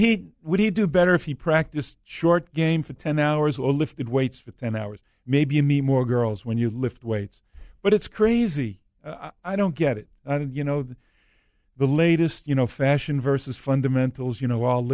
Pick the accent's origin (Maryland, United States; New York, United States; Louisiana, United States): New York, United States; I'm from New York